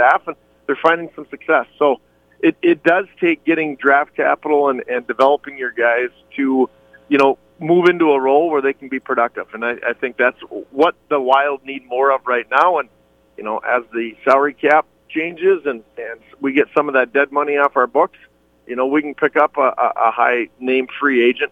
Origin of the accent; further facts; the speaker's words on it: Minnesota, United States; we're from Minnesota